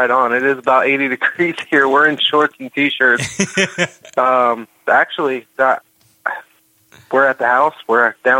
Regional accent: Georgia, United States; I was raised in the South, so it's a little bit different. You know, I was born in Georgia.

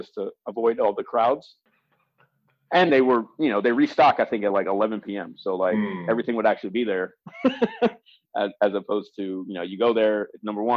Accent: Baltimore, Maryland, United States; I'm from Baltimore

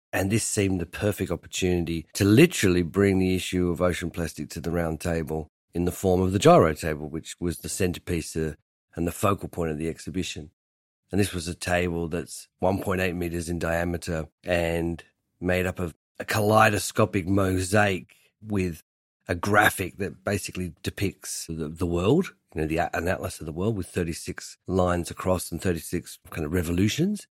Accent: Hobart, Tasmania, Australia; now in London, United Kingdom; I grew up in Hobart, making furniture in my family shed

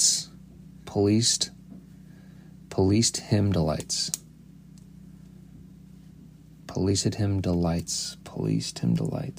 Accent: Cleveland, Ohio, United States; moved away as an adult; now in St. Paul, United States; I'm from the Cleveland, Ohio area originally. That's where I grew up, spent my childhood, high school, up until college

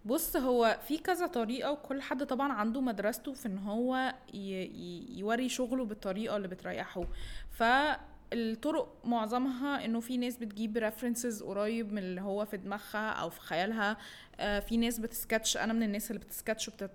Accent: Egypt; احنا عندنا في مصر

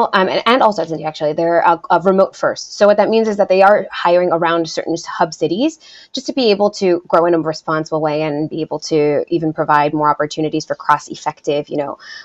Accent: United States; first language Spanish; English is a second language; I first came to the United States, you know, when I was 4 years old.

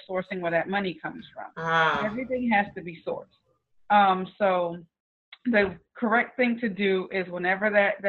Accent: North Charleston, South Carolina, United States; I'm originally from North Charleston

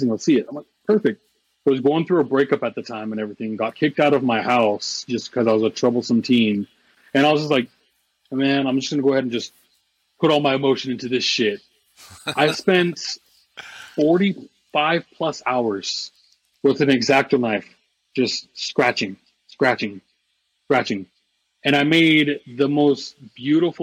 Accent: Southern Oregon, United States; now in Arizona, United States; I grew up in Southern Oregon

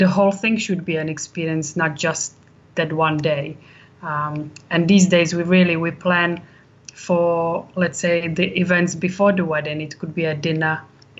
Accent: Czechia; moved away as an adult; now in Warwickshire, United Kingdom; I am from Czech Republic, but I've lived in UK for 20 years.

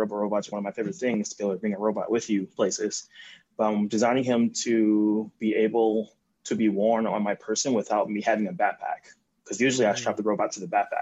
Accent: Compton, California, United States; I grew up in Compton with my parents

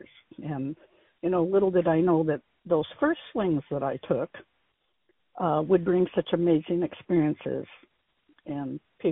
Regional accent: Aberdeen, Washington, United States; I grew up in Central Park, which is a suburb of Aberdeen

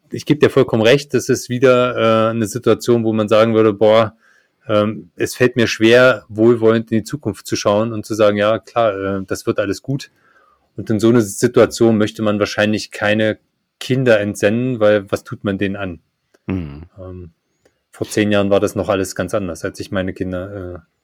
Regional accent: East Germany, Germany; born there; zu der Zeit, wo ich geboren bin, äh, mit meinem DDR-Background, ähm, also in einem Umfeld, in dem man nicht mal seine Meinung sagen durfte

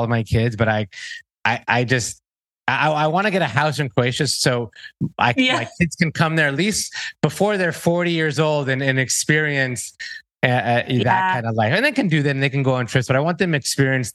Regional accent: Miami, Florida, United States; I was born in Miami, Florida

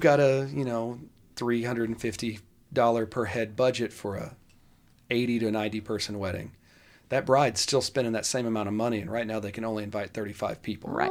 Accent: Dallas, Texas, United States; I grew up in the Kessler Park area

